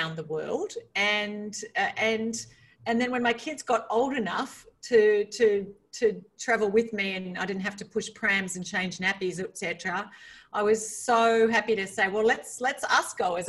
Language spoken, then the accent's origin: English; Australia; moved away as an adult; I grew up in a rural part of Australia.